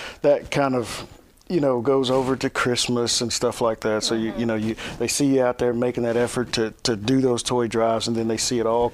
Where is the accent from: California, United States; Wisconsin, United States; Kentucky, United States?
Kentucky, United States; Hopkinsville; moved away as an adult; now in Clarksville, United States; growing up in Hopkinsville, Clarksville was where we came to do everything